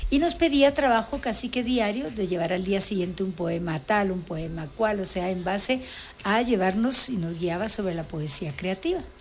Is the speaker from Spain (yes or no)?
yes; Spain; born there; yo vengo representando a Guatemala, además mi tierra es Guatemala, aunque yo haya nacido en España